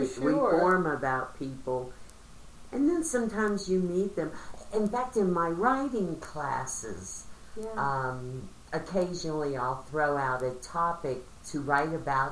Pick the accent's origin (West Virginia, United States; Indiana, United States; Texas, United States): West Virginia, United States; I was from West Virginia